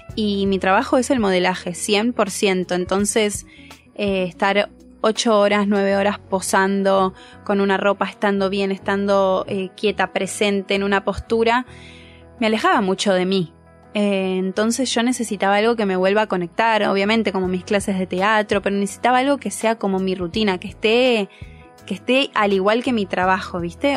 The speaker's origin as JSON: {"language": "Spanish", "town": "Pinamar", "region": "Buenos Aires Province", "country": "Argentina", "moved": "yes", "said": "soy de Pinamar"}